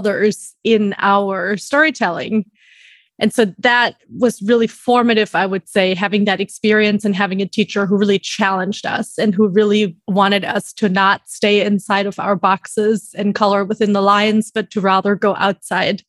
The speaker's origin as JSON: {"language": "English", "country": "Germany", "moved": "as an adult", "lives_now": "New York City, United States", "said": "I immigrated from Germany by the age of 20 with two suitcases by myself"}